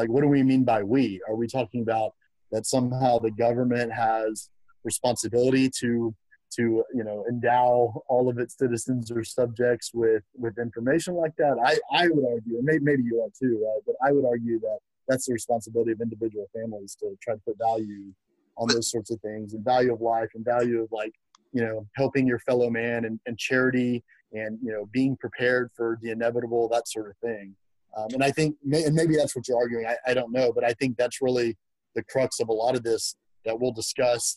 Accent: outside of Houston, Texas, United States; moved away as an adult; also born or lived in Lubbock, Texas; now in Austin, United States; I grew up in outside of Houston

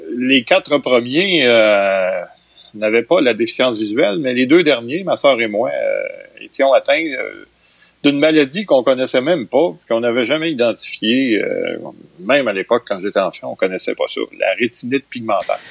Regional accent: Trois-Rivières, Quebec, Canada; je suis un trifluvien. Je suis né à Trois-Rivières en 1959.

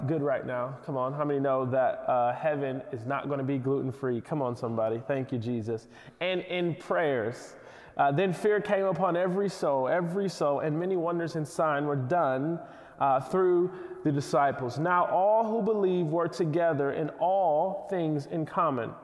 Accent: Detroit, Michigan, United States; moved away as an adult; now in New York City, United States; I grew up in Detroit

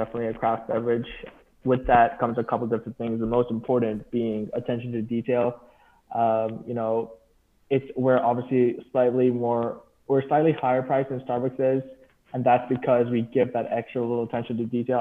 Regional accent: Dubai, United Arab Emirates; moved away as an adult; I was from Dubai, and Dubai is known for having a really rich coffee culture

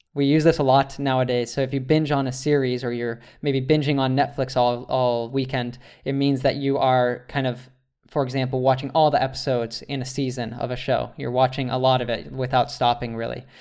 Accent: United States; as an American

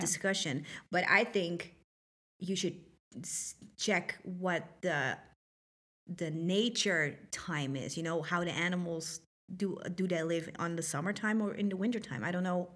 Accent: Netherlands; moved away; I'm not from here. I'm from the Netherlands

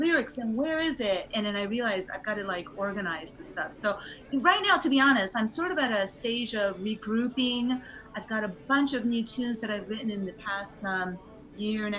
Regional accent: United States; also born or lived in Japan; I lived there in my youth, like between ages 3 and 7

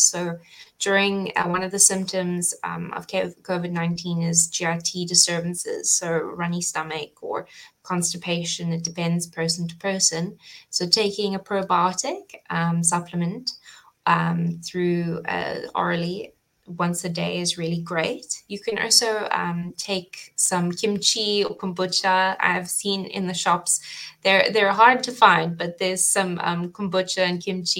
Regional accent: South Africa; moved away as an adult; now in Cayman Islands; originally I come from South Africa, so I studied at Stellenbosch

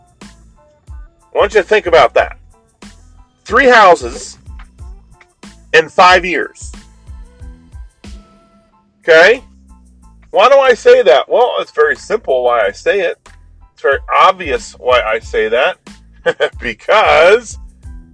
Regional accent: Colorado, United States; moved away; I'm originally from Colorado

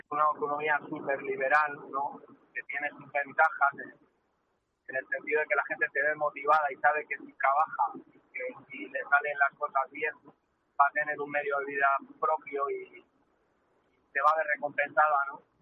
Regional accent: Madrid, Community of Madrid, Spain; yo nací en Madrid.

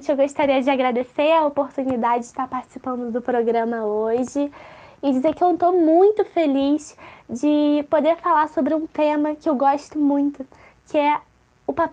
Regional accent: Rio de Janeiro, Brazil; now in -; E eu nasci na favela da Maré, cresci, fui educada lá, sou mãe, sou mulher, sou negra, sou brasileira, sou lésbica, sou preta, sou favelada, com muito orgulho.

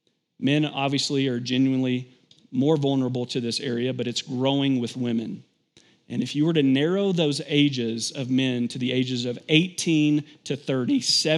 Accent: Kentucky, United States; I grew up in Kentucky, and so it's pretty common to have fields by your house.

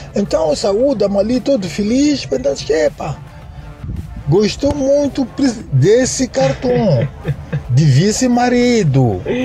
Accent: Ressano Garcia, Maputo, Mozambique; also born or lived in Moamba, Mozambique; eu me identifico sempre como pessoa de São Garcia, porque foi lá onde cresci e praticamente passei a minha infância

